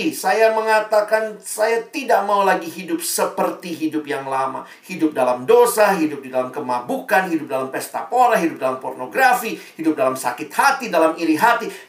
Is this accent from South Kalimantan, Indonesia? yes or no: no; Ambon, Maluku, Indonesia; Saya ini orang Ambon, mama saya orang Manado, papa saya Ambon.